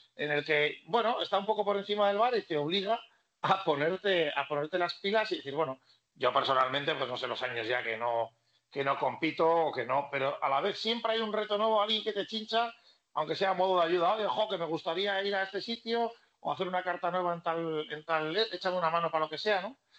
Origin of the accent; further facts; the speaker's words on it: Basque Country, Spain; siendo vasco